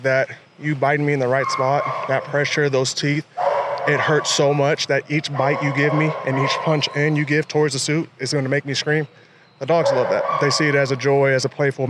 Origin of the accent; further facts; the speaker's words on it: Los Angeles, California, United States; now in Hawaii, United States; Originally Los Angeles